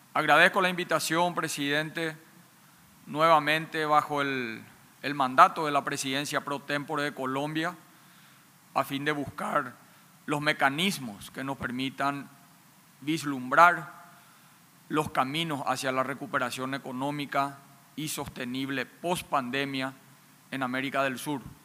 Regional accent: Paraguay; En mi país

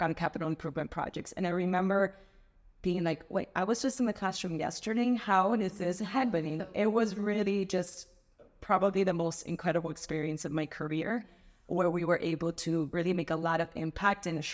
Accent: Miami, Florida, United States; I am a very proud Miami native. I was born and raised here in Miami. I've never lived anywhere else

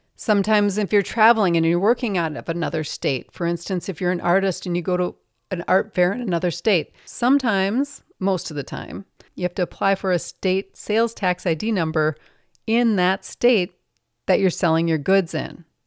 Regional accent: Minnesota, United States; I'm from Minnesota

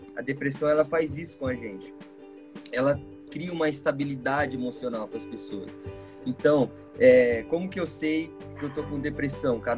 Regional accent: Bauru, São Paulo, Brazil; sou de Bauru, sou de Bauru, São Paulo, moro aqui há mais de 20 anos já.

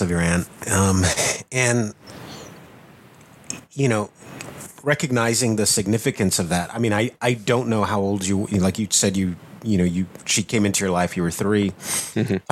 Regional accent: South Texas, United States; I was the only person from my area of the world in South Texas

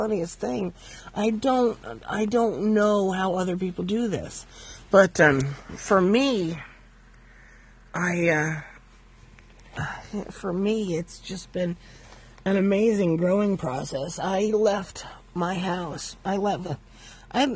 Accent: Valparaiso, Indiana, United States; I was born in August 7th, 1966, and my parents lived in Valparaiso, Indiana

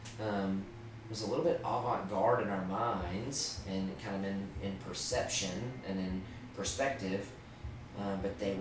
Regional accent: Maryville, Tennessee, United States; Maryville, Tennessee, my hometown

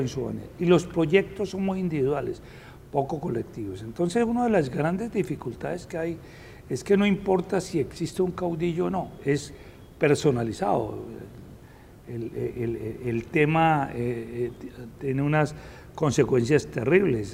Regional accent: Bogotá, Colombia; Yo soy bogotano

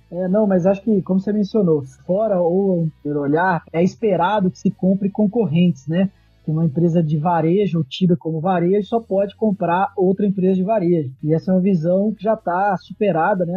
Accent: Minas Gerais, Brazil; now in São Paulo, Brazil; Eu sou mineiro

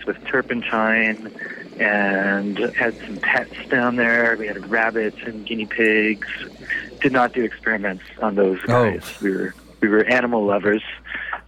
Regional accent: United States; moved away as an adult; now in Montreal, Canada; being American

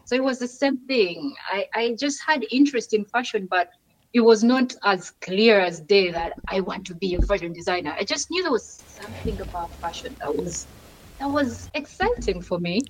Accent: Kampala, Central Region, Uganda; born or raised there; moved away as an adult; now in Barcelona, Spain

